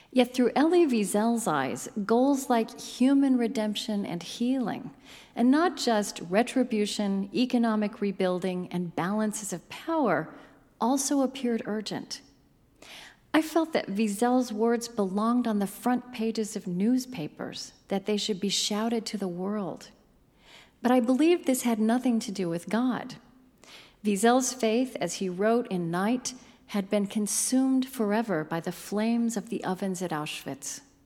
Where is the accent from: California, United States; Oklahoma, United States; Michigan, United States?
Oklahoma, United States; I grew up in Oklahoma, the granddaughter of a Southern Baptist preacher.